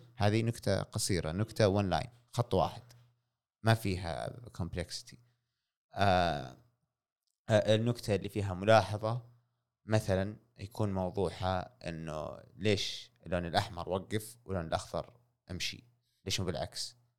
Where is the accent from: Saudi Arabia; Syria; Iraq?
Saudi Arabia; هنا عندنا في السعوديه